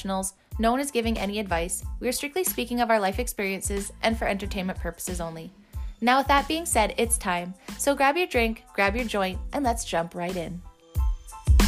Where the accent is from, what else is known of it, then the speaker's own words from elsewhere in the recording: Port Alberni, British Columbia, Canada; I was born and raised on Vancouver Island, in December 1986 specifically, making me currently 34 years old. I started my little life in a tiny valley called Port Alberni